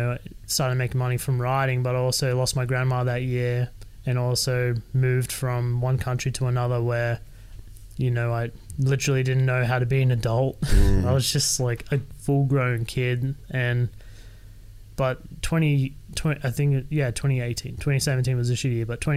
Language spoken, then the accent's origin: English; Sydney, New South Wales, Australia; moved away as an adult; I was born and raised in Sydney. I lived with my parents until I was 25